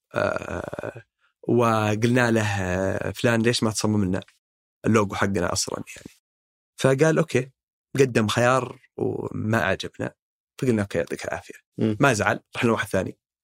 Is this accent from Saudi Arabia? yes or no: yes; Saudi Arabia; نحن شباب سعوديين